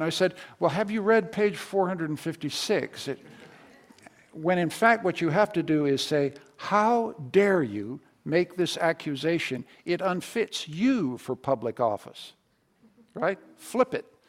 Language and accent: English; Canada; as a Canadian